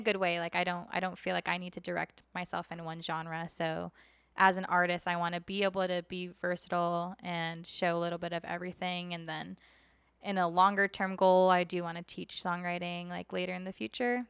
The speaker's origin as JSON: {"language": "English", "town": "Oceanside", "region": "California", "country": "United States", "tie": "born or raised there", "also_born_or_lived": "Minnesota", "moved": "yes", "lives_now": "Las Vegas, United States", "said": "I grew up in Oceanside, California."}